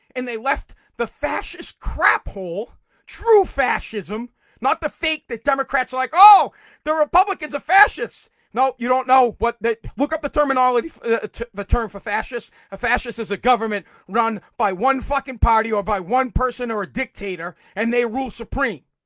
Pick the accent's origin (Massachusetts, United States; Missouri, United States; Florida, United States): Massachusetts, United States; Woburn; now in Revere, United States; I was born in Woburn